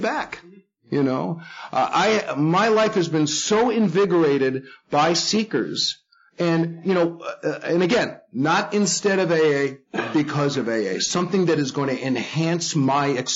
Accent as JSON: {"language": "English", "town": "New York City", "region": "New York", "country": "United States", "tie": "born or raised there", "said": "I grew up in the Bronx in a Jewish family."}